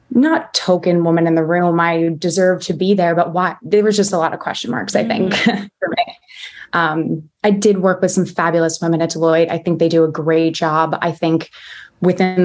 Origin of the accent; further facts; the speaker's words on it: New Jersey, United States; moved away as an adult; also born or lived in Baltimore; So I'm from New Jersey originally.